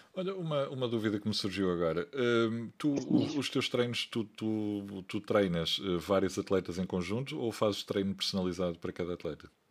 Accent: Porto, Norte, Portugal; sou do Porto

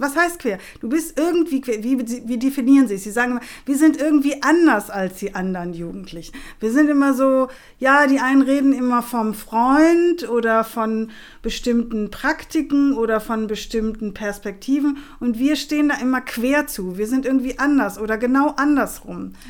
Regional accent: Chile; now in Germany; da, wo ich herkomme, ich komme aus dem südamerikanischen Kontinent äh, und zwar aus Chile

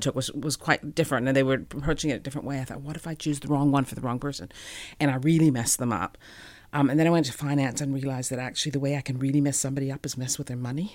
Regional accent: Calgary, Alberta, Canada; moved away as an adult; also born or lived in Edmonton, Canada; now in New Zealand; I grew up in Calgary

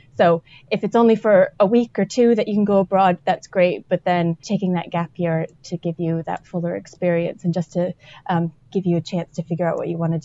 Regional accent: United States; moved away as an adult; also born or lived in Scotland; I was an international student when I was an undergrad, so I'm American originally, and I went to Scotland

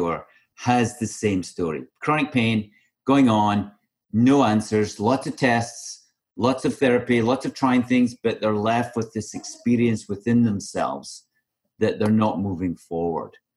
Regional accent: Scotland, United Kingdom; myself, I'm Scottish

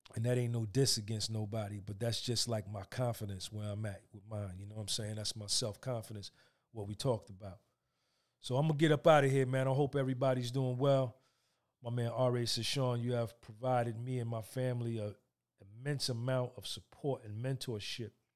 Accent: New Jersey, United States; I grew up in North Jersey with a single mother from the South.

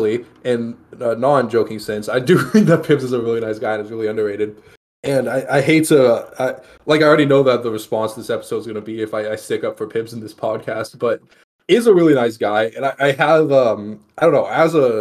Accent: Texas, United States; now in Las Vegas, United States; I'm from Texas

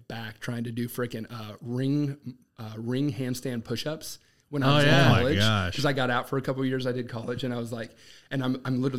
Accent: Lawrence, Massachusetts, United States; also born or lived in Boston; now in North Kansas City, United States; I grew up in Lawrence, Massachusetts.

